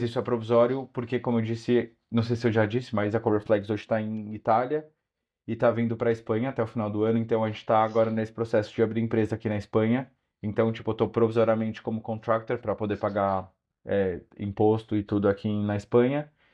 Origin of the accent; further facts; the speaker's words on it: São Paulo, Brazil; moved away as an adult; also born or lived in Porto, Portugal; now in Madrid, Spain; Eu sou de São Paulo